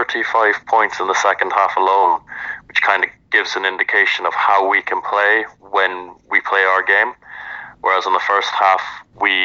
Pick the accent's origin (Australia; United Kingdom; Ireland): Ireland; moved away as an adult; now in Houston, United States; As an Irishman